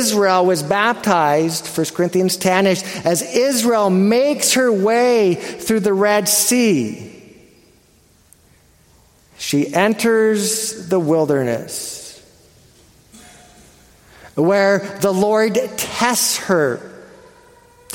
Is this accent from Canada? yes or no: yes; Canada; I'm Canadian